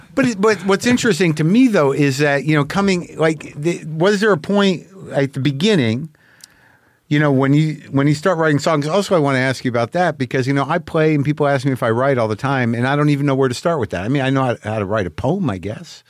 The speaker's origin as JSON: {"language": "English", "region": "New Mexico", "country": "United States", "tie": "born or raised there", "said": "I grew up in New Mexico"}